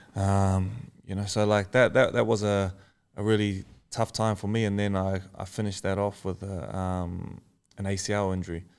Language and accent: English; Australia; I am Australian